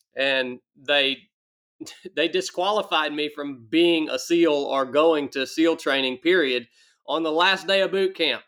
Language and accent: English; Northwest Georgia, United States; moved away as an adult; as a young man, I grew up in Northwest Georgia